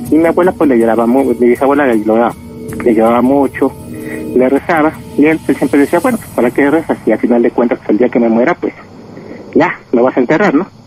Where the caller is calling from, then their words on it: State of Mexico, Mexico; Ya hablo aquí de Chabacoyo del Estado de México.